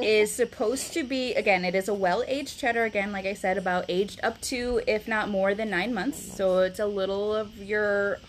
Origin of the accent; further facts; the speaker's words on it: Rockford region, Wisconsin, United States; now in Davenport, United States; I grew up in the Rockford region.